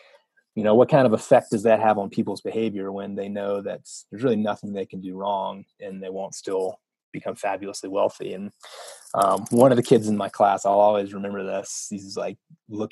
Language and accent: English; North Carolina, United States; moved away as an adult; also born or lived in Wyoming; I grew up in North Carolina, went to college there